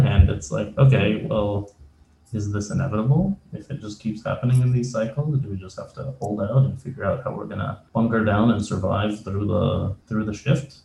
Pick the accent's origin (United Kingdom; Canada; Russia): Canada; moved away as an adult; also born or lived in former Soviet country; now in United States; I came mm-hmm. from a former Soviet country. I moved to Canada with my mother. We went as refugees. Um, how long ago was this? almost 30 years ago.